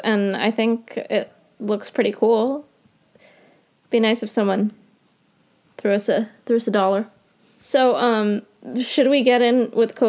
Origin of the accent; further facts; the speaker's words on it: India; So you might know that I'm Indian and I care a lot about what happens in India.